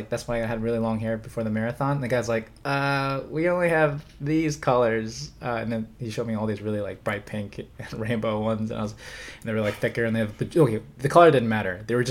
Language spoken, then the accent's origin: English; Liverpool, North West England, United Kingdom; Go Mighty Reds, man. I'm from Liverpool.